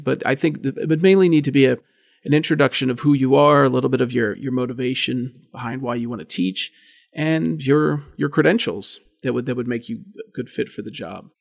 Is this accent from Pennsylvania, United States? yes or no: yes; Indiana, Pennsylvania, United States; moved away as an adult; now in State College, United States; the Indiana Gazette, which was essentially my hometown paper